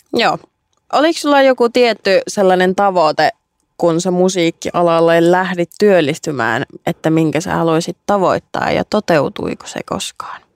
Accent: Lieksa, North Karelia, Finland; rakkaassa kotikaupungissani niin Lieksassa.

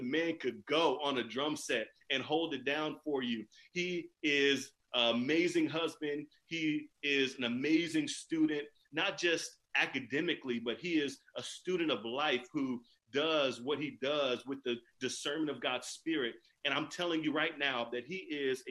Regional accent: California, United States; I am from California

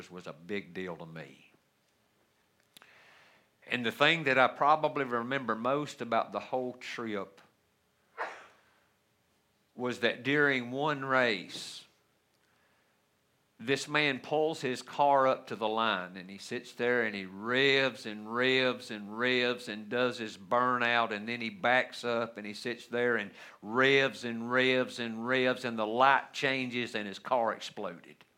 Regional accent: United States; the freedoms that we so joy as American Christians today

